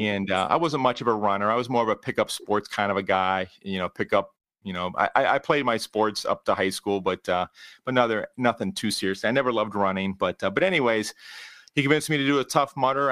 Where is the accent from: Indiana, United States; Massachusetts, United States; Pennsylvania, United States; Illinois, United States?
Pennsylvania, United States; Pittsburgh; now in Cleveland, United States; I am originally from the Pittsburgh area